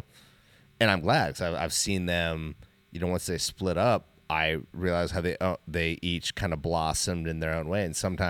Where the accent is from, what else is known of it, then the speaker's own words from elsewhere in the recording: Alaska, United States; You know, like we grew up in Alaska.